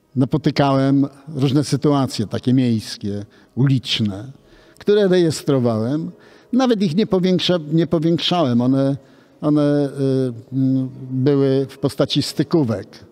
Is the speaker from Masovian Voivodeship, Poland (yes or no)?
no; Łódź, Łódź Voivodeship, Poland; ja urodziłem się w Łodzi. Moja rodzina przyjechała po wojnie z Warszawy, a ja urodziłem się w Łodzi